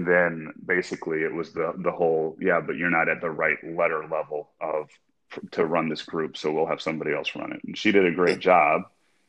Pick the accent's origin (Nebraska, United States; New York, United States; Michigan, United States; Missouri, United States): Michigan, United States; Midland; I grew up in Midland, Michigan, which is the hometown